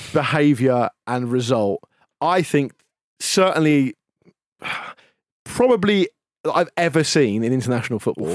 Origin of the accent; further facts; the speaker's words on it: England, United Kingdom; we're British or English